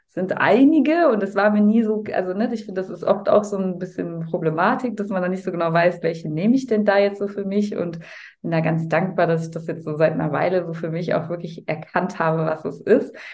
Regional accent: Cologne, North Rhine-Westphalia, Germany; Also ich komme aus Köln

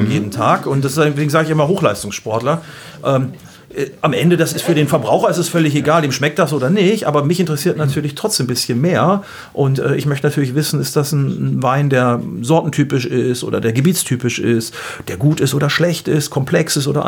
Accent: Gütersloh, North Rhine-Westphalia, Germany; Gibt auch welche, die sagen so aus Gütersloh, sage ich mal aus meiner Heimat, die würden sagen, oh, der ölt aber gut.

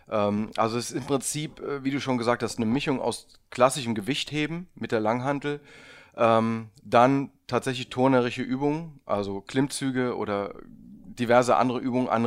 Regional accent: Trier, Rhineland-Palatinate, Germany; Bin aus Trier eigentlich.

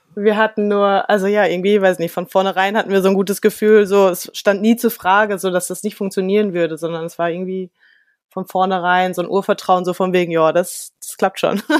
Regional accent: Germany; als Deutscher

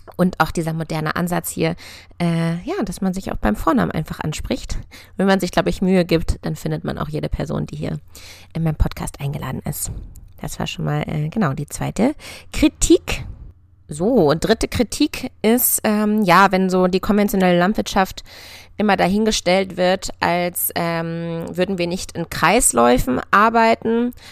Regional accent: near Hanover, Lower Saxony, Germany; moved away as an adult; also born or lived in Göttingen / Berlin; Ich bin auf einem Ackerbaubetrieb in der Nähe von Hannover aufgewachsen

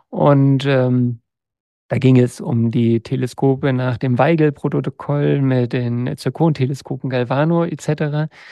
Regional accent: Lower Saxony, Germany; now in Berlin, Germany; ich war dann im Grunde wahnsinnig genug, um als Niedersachse, weißt du, bei mir in der Nachbarschaft waren auch Kühe und Schweine, und zu sagen, ich gehe nach äh, Berlin.

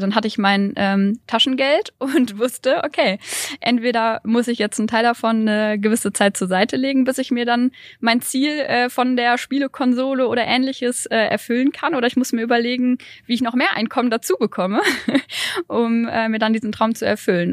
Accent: Bielefeld, North Rhine-Westphalia, Germany; Ich komme aus Bielefeld

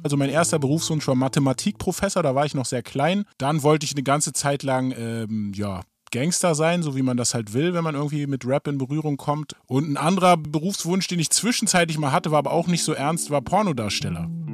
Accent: Berlin, Germany; Ich bin ein Berliner Rapper, aufgewachsen in Morbid, ne, Nachbarbezirk von Wedding

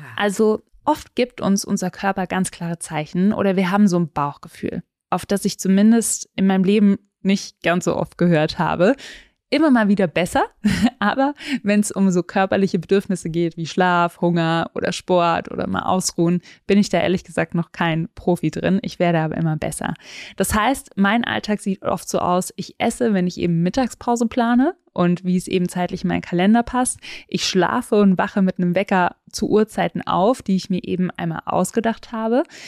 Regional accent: Southern Germany, Germany; Ich bin in Süddeutschland aufgewachsen

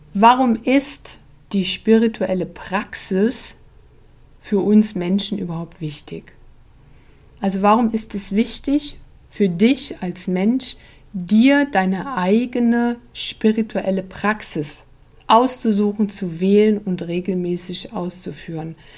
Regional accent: Germany; als Deutsche

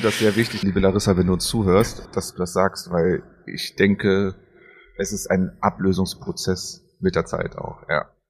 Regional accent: Berlin, Germany; als Kind in Berlin

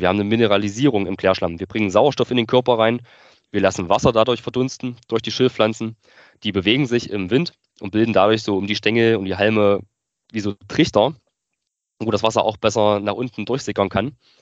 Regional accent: northern Thuringia, Germany; also born or lived in Weimar; wollte mich dann aber wieder so in meiner Heimat zurück orientieren im Norden von Thüringen

